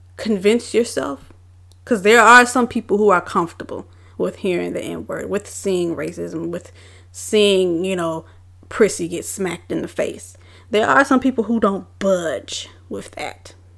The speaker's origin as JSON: {"language": "English", "town": "Richmond", "region": "Virginia", "country": "United States", "tie": "born or raised there", "said": "I am born and raised in Richmond, Virginia"}